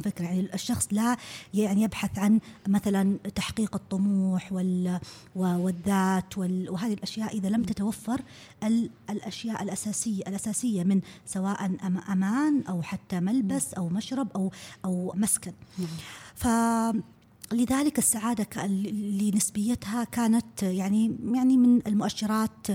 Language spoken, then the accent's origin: Arabic; Saudi Arabia; عندنا في السعوديه